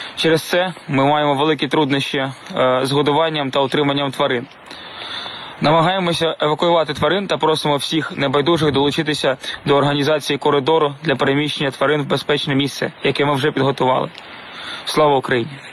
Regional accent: Ukraine; Ми з України

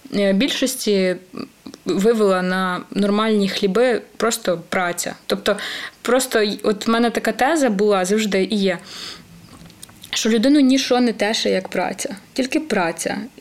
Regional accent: Podillia, Ukraine; я сама з Поділля.

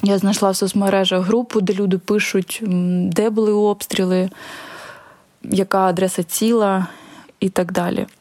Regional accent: Mariupol, Donetsk Oblast, Ukraine; moved away; В мирний час я часто приїжджала до Маріуполя. Приїжджала провести час з батьками, піти на море, поспілкуватися з дідусем та подругами, показати місто хлопцю і, в принципі, побути там, де я виросла

